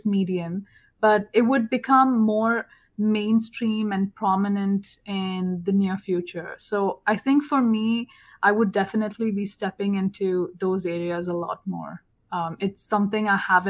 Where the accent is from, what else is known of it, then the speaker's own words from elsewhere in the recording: South India, India; moved away as an adult; now in Atlanta, United States; I'm from India, it's always hot where I'm from, in the south